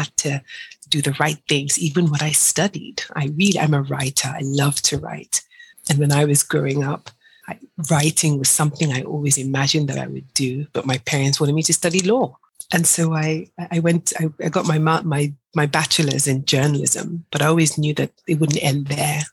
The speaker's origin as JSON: {"language": "English", "country": "Nigeria", "said": "I'm Nigerian"}